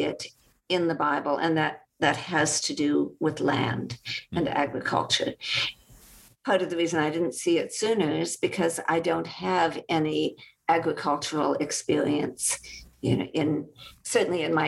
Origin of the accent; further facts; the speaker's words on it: California, United States; one in my life as a Californian